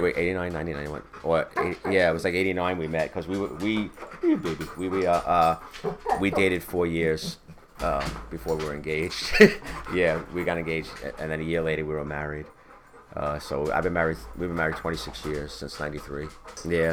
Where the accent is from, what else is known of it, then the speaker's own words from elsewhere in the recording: Bethpage, New York, United States; I grew up in Bethpage.